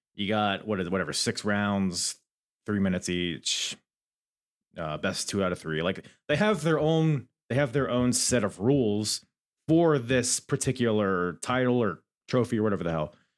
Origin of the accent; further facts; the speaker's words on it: Virginia, United States; accent: Virginia; My stupid Virginia accent.